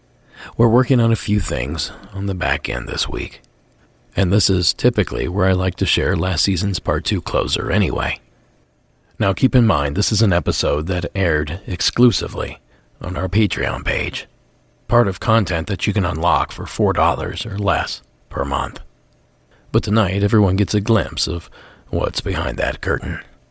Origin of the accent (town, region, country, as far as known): Ohio, United States; born or raised there